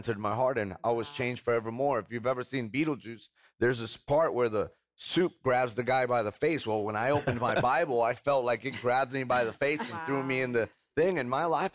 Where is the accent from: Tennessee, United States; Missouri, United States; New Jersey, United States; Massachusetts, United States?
New Jersey, United States; Hoboken; now in Spring, Texas, United States; I come from Hoboken, New Jersey, right outside of Manhattan.